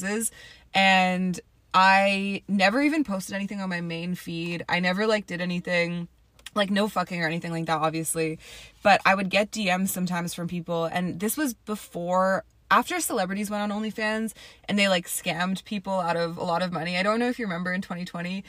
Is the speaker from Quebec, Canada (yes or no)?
no; Toronto, Ontario, Canada; now in Atlanta, United States; I am originally from Toronto